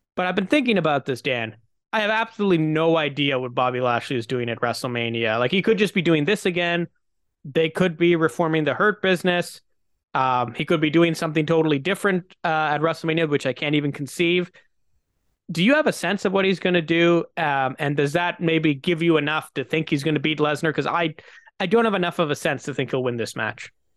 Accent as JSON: {"language": "English", "country": "Canada", "said": "as a Canadian"}